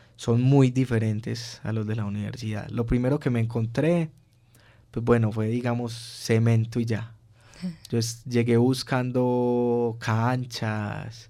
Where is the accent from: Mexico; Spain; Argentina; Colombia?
Colombia; moved away as an adult; also born or lived in Turin, Italy; uno como colombiano que es, digamos, a veces como más charloncito